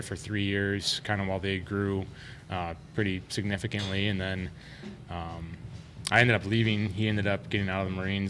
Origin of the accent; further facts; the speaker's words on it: Western New York, United States; moved away as an adult; also born or lived in Pennsylvania; now in Arizona, United States; I'm from Western New York